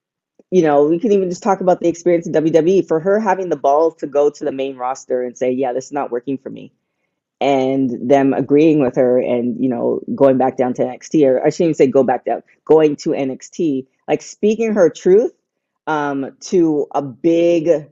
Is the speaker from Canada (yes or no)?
yes; Canada; moved away; I'm from Canada